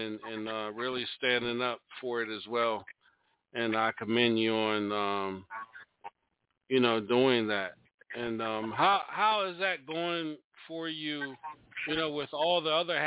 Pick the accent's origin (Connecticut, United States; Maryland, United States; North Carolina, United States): Maryland, United States; Salisbury; I'm from the shore, Salisbury.